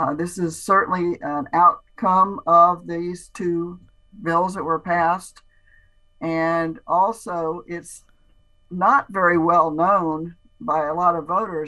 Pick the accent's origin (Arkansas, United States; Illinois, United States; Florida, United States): Florida, United States; Strawberry area; I'm from Strawberry area, but I love key limes because my family was in citrus